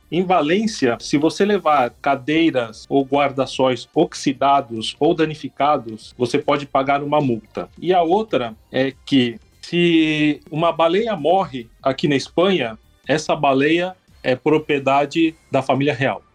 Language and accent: Portuguese; Brazil; eu, como brasileiro